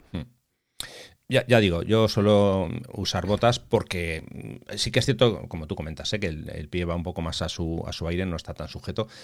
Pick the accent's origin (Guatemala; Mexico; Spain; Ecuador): Spain; Bilbao, Basque Country; yo soy de Bilbao, entonces los de Bilbao somos muy frescos.